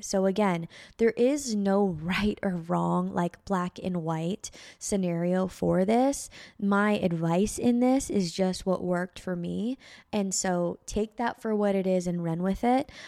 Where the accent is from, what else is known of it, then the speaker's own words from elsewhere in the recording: Bay Area, California, United States; moved away; also born or lived in Reno, Nevada; from my hometown to my college, from the Bay Area to Reno, Nevada